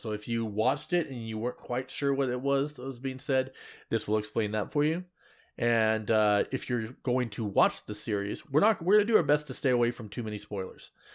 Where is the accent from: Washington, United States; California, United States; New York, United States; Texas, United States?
Washington, United States; Seattle; I'm from Seattle, as in, like, the airport area